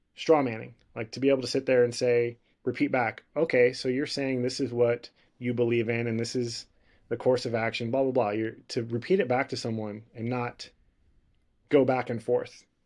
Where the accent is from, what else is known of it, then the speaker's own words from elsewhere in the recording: Houston, Texas, United States; I grew up breakdancing in Houston